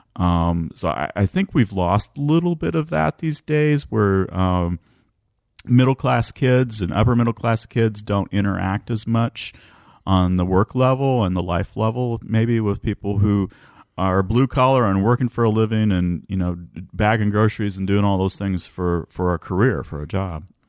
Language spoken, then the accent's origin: English; west side of the Wabash near Vincennes, Illinois, United States; also born or lived in Bloomington, Indiana; Illinois, but almost Indiana. Uh, grew up on the west side of the Wabash